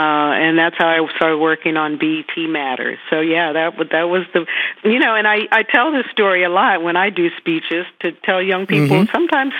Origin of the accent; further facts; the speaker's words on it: Greensboro, North Carolina, United States; moved away; also born or lived in California; But I grew up in Greensboro. It was my first experience in a segregated community.